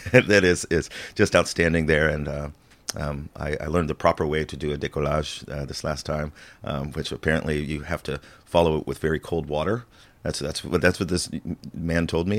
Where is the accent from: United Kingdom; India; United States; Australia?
United States; Illinois; I'm originally from the farmland of Illinois